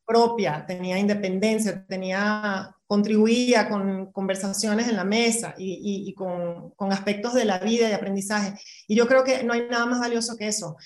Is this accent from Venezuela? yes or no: yes; Venezuela; moved away as an adult; now in Mexico; me voy de Venezuela hace 15 años eh, y a los casi 40 empiezo otra vez de cero